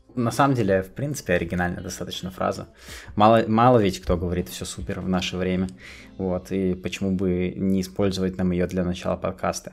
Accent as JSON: {"language": "Russian", "town": "Kostomuksha", "region": "Republic of Karelia", "country": "Russia", "tie": "born or raised there", "also_born_or_lived": "Petrozavodsk", "moved": "yes", "said": "я родился в Петрозаводске, но большую часть э, своей жизни я прожил не там, поскольку родители были вынуждены приехать из э, Петрозаводска на новую работу в Костомукшу"}